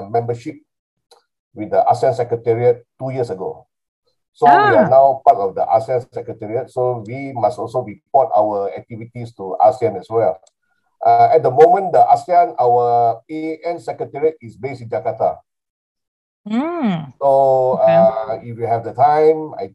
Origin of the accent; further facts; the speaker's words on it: Kuala Lumpur, Malaysia; I'm from Kuala Lumpur